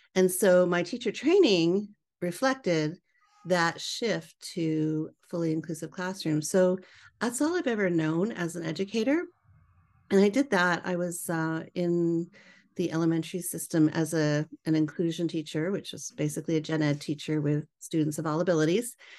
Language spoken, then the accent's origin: English; British Columbia, Canada; moved away as an adult; now in United States; born and raised in Canada. I'm a Canadian transplant. I live here in the U S now.